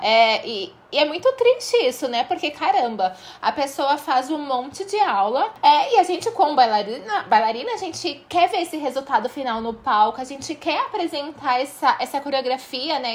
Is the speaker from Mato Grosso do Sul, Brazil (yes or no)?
no; Santos, São Paulo, Brazil; 013 porque eu sou aqui de Santos